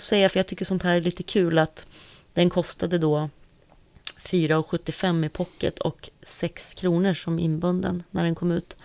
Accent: Sundsvall, Västernorrland County, Sweden; jag kommer från Sundsvall

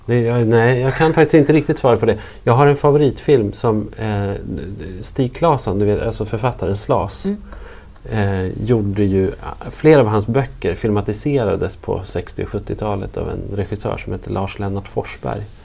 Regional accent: Norrland, Sweden; som norrlänning

